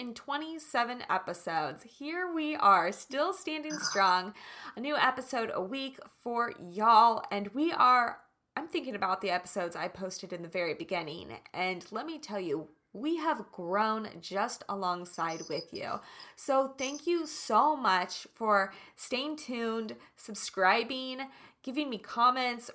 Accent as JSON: {"language": "English", "region": "Kansas", "country": "United States", "said": "I'm from Kansas"}